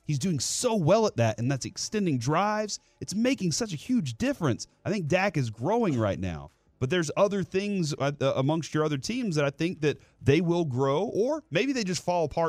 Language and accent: English; Dallas, Texas, United States; I was a commuter from East Dallas I graduated high school in East Dallas.